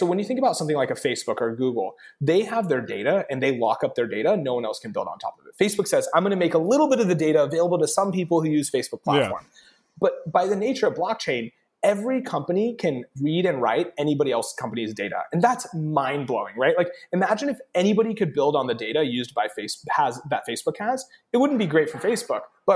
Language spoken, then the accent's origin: English; Lubbock, Texas, United States; growing up in Texas was awesome